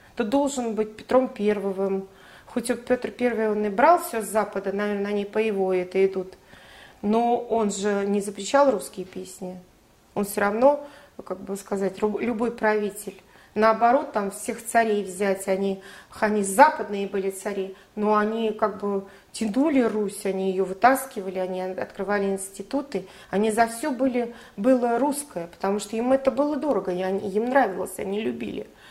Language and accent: Russian; Russia; я, наверное, русская, и это заложено с, э, с молоком матери